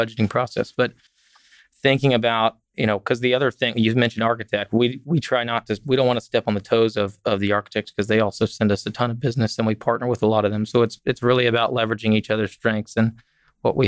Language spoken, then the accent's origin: English; Fort Worth, Texas, United States; I grew up in Fort Worth